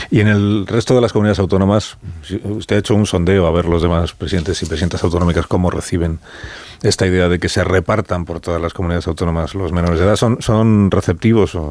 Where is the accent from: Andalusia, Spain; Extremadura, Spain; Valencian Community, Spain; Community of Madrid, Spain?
Community of Madrid, Spain; Madrid; moved away; yo nací en Madrid, pero no vivo en Madrid